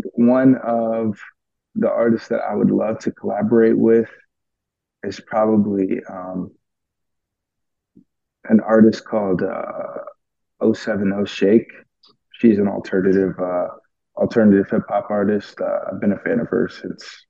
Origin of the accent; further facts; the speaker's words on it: New York, United States; I'm from New York